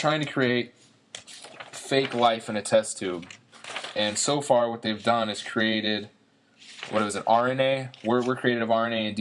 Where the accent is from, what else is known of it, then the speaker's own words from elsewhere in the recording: the South, United States; we're from the South